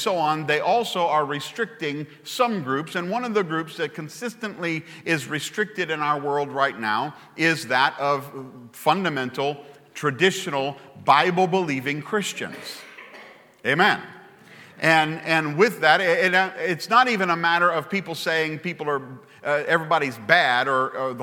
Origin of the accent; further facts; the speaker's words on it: Baton Rouge, Louisiana, United States; I come from Baton Rouge, Louisiana